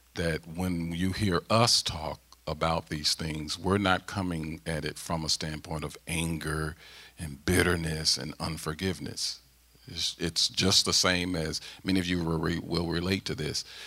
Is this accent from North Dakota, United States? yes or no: no; St. Louis, Missouri, United States; moved away as an adult; now in Mechanicsburg, Pennsylvania, United States; St. Louis, my hometown, uh, in Ferguson